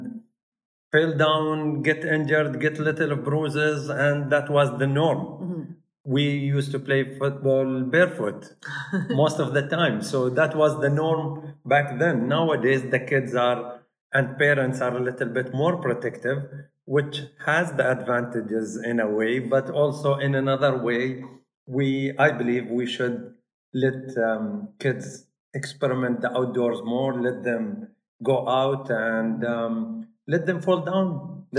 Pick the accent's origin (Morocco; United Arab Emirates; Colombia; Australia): United Arab Emirates; Al Ain, Abu Dhabi; I was born in Al Ain. I'm from Al Ain.